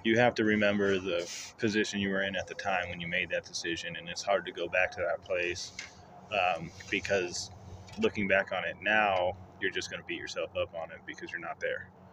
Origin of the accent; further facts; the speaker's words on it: Apache Junction, Arizona, United States; also born or lived in Queen Creek, Arizona / Mesa, Arizona; Born and raised, I lived in Apache Junction until about high school, and then moved to Queen Creek